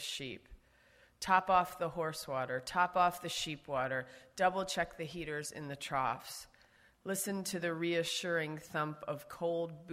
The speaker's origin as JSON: {"language": "English", "town": "Trenton", "region": "New Jersey", "country": "United States", "tie": "born or raised there", "also_born_or_lived": "Utah / Central Valley, California", "moved": "as an adult", "lives_now": "Colorado, United States", "said": "I live on a ranch at 9,000 feet in Colorado, but I'm from Trenton, New Jersey"}